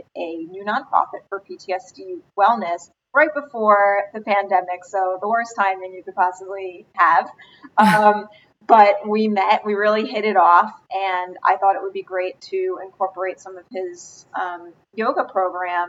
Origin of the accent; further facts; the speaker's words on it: Rockland County, New York, United States; I grew up in Rockland County